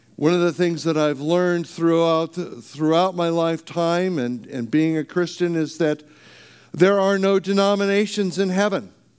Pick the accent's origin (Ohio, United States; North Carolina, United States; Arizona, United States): Arizona, United States; moved away; also born or lived in California; I grew up in Arizona